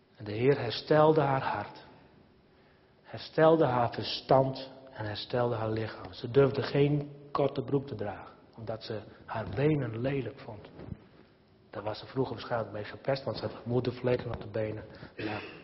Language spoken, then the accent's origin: Dutch; Nijbeets, Friesland, Netherlands; het zaterdagmiddag voetbalteam, Blue Boys naar Beets, waar ik ben opgegroeid